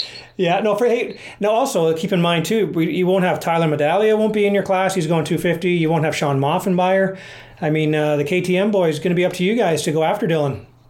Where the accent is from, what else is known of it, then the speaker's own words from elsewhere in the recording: Canada; being Canadian